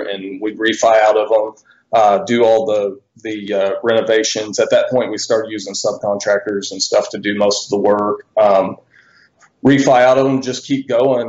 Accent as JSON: {"language": "English", "town": "Bentonville", "region": "Arkansas", "country": "United States", "tie": "born or raised there", "said": "I'm from Bentonville, Arkansas. I was born and raised here originally"}